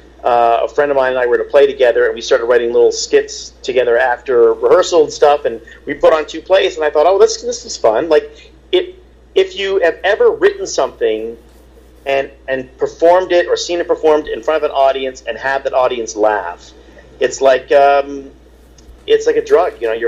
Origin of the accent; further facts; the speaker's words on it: Baltimore, Maryland, United States; born there; I sort of grew up kind of all over. I was born in Baltimore, and then we lived in Europe for a little bit, and then when we moved back to the States